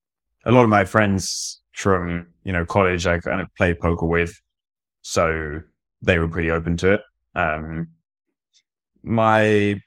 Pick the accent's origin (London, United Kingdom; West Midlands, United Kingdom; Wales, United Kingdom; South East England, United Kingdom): South East England, United Kingdom; Brighton; I'm from Brighton, in the UK.